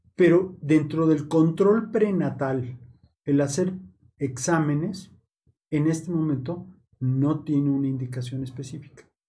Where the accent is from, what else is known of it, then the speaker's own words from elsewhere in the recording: Mexico; Nosotros como mexicanos